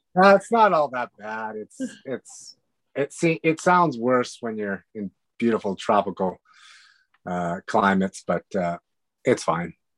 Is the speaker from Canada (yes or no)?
yes; Western Canada, Canada; moved away; also born or lived in Hungary; we grew up in the West